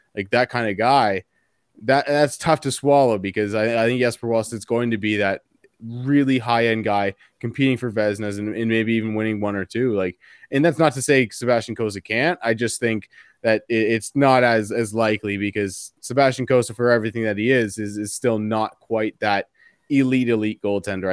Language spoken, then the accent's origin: English; Canada; As a Canadian here